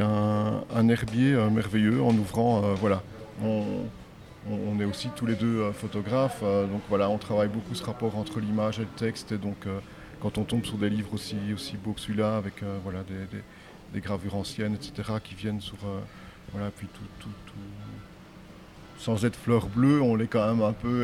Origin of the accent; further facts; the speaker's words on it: Namur, Wallonia, Belgium; De Namur en Belgique